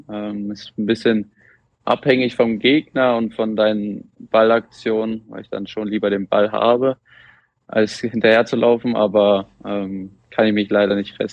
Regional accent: Wolbrandshausen, Germany; ist ähm, nach Wolbrandshausen in mein Heimatdorf gefahren.

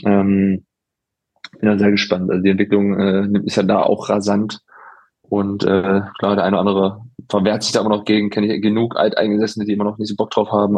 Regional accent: Halberstadt, Saxony-Anhalt, Germany; moved away; also born or lived in Freiburg; in meiner Heimat

